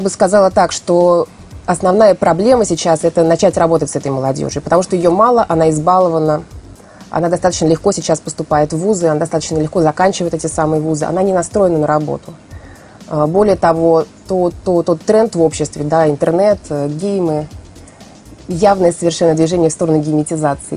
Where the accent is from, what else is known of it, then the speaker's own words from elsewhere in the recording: Saint Petersburg, Russia; я петербурженка